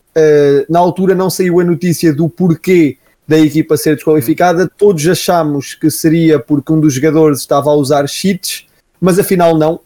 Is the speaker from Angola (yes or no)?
no; Coimbra, Centro, Portugal; eu sou aqui de Coimbra